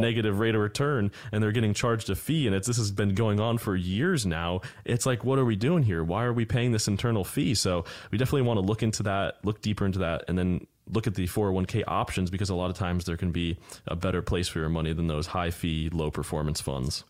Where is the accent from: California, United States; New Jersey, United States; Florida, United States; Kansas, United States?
Florida, United States; born and raised here, I'm definitely rare, rare kind